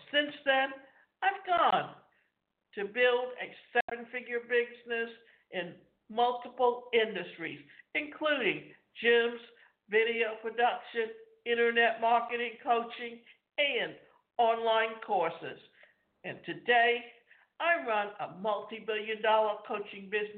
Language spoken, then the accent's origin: English; Canada; I grew up in Canada where we only had 2 things, play hockey or drink beer